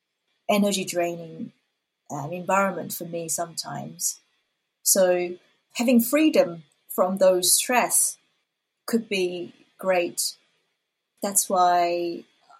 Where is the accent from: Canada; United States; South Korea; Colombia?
South Korea; first language Korean; English is a second language; moved away; as a Korean who speaks English as a second language